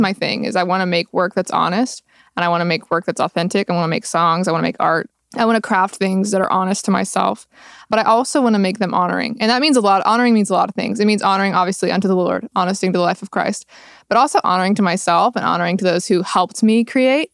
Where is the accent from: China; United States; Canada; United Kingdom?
United States; Roosevelt, Texas; moved away; I am originally from Roosevelt, Texas, which has eighteen people living in it